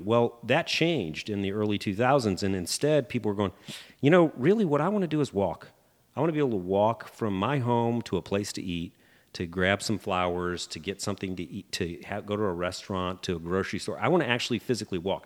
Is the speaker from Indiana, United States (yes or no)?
yes; Fort Wayne, Indiana, United States; now in Indianapolis, United States; I grew up in Fort Wayne.